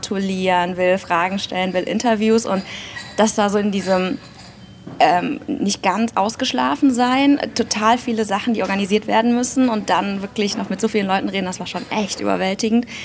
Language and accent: German; Aachen, North Rhine-Westphalia, Germany; born there; ich bin 34 Jahre alt, bin in Aachen geboren und habe auch in Aachen kandidiert